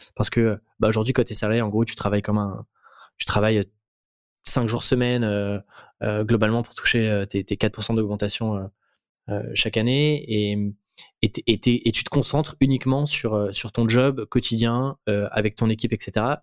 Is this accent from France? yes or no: yes; France; en tant que petit Français